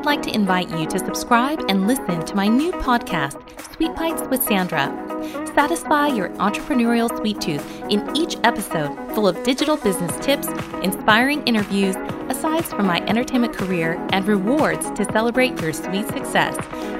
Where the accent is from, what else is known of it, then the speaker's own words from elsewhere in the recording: Las Vegas, Nevada, United States; If you need a getaway, I am always a fan of my hometown of Las Vegas.